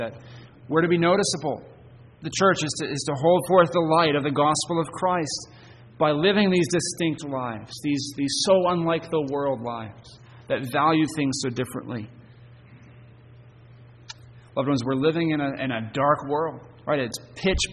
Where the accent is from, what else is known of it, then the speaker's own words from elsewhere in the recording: Hermon, Maine, United States; Growing up in Herman on a cloudy night, I could see the city lights visible from Bangor